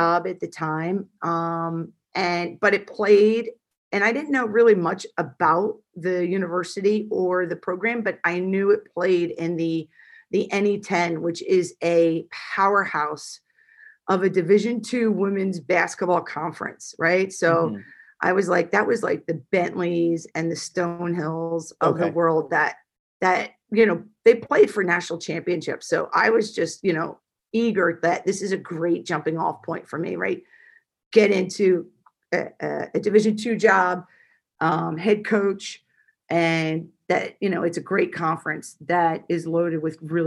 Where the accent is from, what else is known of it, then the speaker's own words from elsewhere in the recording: New Jersey, United States; I'm from South Jersey